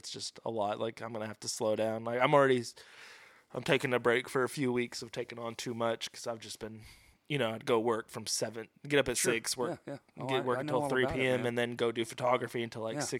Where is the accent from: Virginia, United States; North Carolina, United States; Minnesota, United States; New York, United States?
Virginia, United States; also born or lived in Pottsville, Arkansas / Russellville, Arkansas; now in Little Rock, United States; Well, actually, I'm further out. Like, I'm actually originally from Virginia.